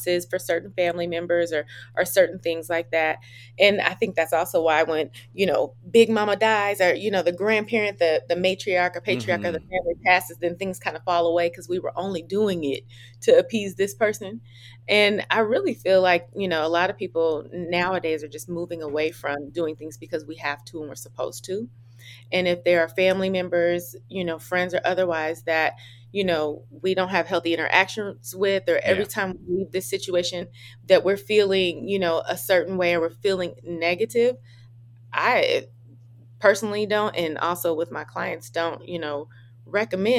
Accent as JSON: {"language": "English", "town": "Oakland", "region": "California", "country": "United States", "said": "I'm from California too"}